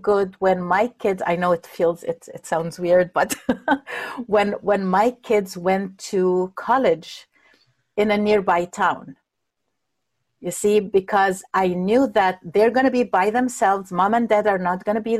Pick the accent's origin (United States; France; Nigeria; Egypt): Egypt; moved away; I'm coming from Egypt